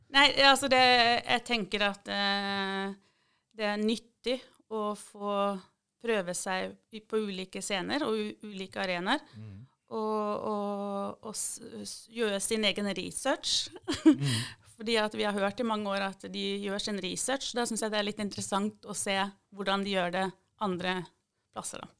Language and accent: Norwegian; Eastern Norway, Norway; now in Mandal, Norway; Jeg har jo bodd her lenger enn jeg har bodd på Østlandet